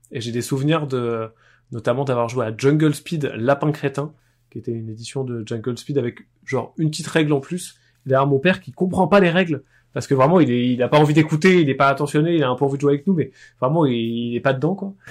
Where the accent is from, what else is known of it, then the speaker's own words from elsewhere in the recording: Poitiers, Nouvelle-Aquitaine, France; j'ai été joueur, arbitre et organisateur de tournois à Poitiers là où j'ai grandi